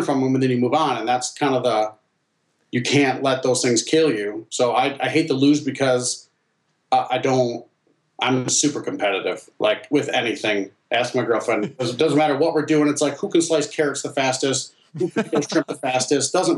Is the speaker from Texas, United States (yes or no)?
no; Northern Michigan, United States; also born or lived in China; growing up in Northern Michigan